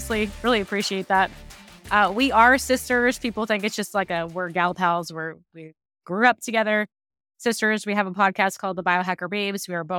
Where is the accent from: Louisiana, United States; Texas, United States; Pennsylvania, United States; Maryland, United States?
Maryland, United States; now in New York City, United States; I live in New York City. We grew up in Maryland, but I've been in New York for over 20 years.